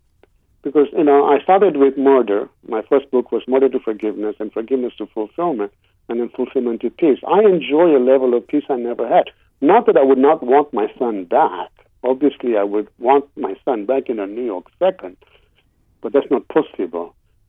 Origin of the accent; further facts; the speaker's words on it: Kenya; born there; also born or lived in England; I went to school in England. I was born in Kenya, and my roots are Eastern.